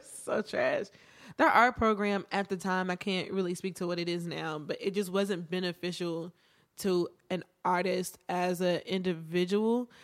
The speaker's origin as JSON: {"language": "English", "town": "Martinsville", "region": "Virginia", "country": "United States", "said": "I am from Virginia, small town, Martinsville."}